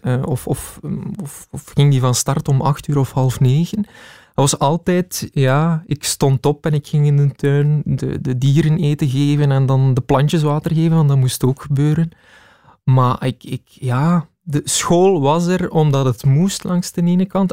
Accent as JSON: {"language": "Dutch", "town": "Heule", "region": "Flanders", "country": "Belgium", "tie": "born or raised there", "said": "In Heulen, West-Vlaanderen, dat is uh, dicht bij Kortrijk."}